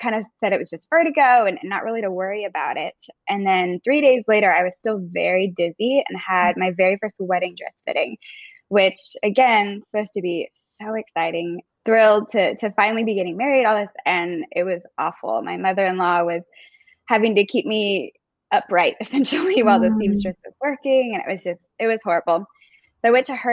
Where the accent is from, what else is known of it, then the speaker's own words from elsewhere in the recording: Texas, United States; now in Florida, United States; I'm originally from Texas, but currently live in Florida with my husband